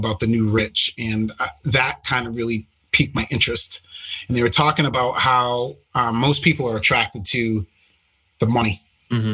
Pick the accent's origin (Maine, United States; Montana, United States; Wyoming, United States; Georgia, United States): Maine, United States; moved away; I'm originally from Maine